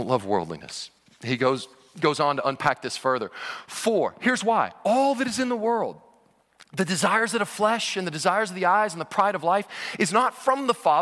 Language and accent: English; Cincinnati, Ohio, United States; I was born in Cincinnati, Ohio, and have been a lifelong Cincinnati Bengals fan.